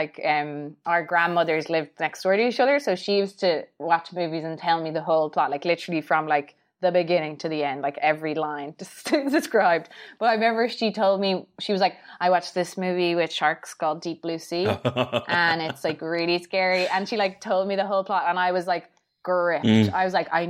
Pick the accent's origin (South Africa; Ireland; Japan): Ireland; I'm obviously from Ireland, and I think here, obviously, everyone's basically Irish Catholic